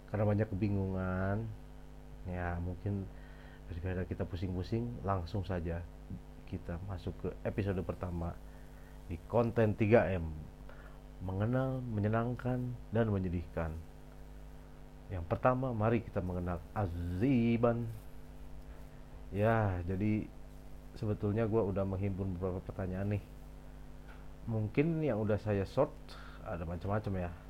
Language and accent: Indonesian; Bandung, West Java, Indonesia; also born or lived in Surabaya / Cirebon; kalau lahir ya lahir di Surabaya lalu gede di Bandung tapi SMA tiba-tiba gue pindah ke Cirebon gitu abis dari situ gue kuliah balik lagi ke Bandung